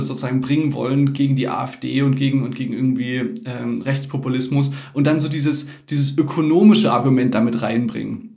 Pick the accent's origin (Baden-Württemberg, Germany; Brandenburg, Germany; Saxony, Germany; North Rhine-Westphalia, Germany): Saxony, Germany; Chemnitz; bei uns in Chemnitz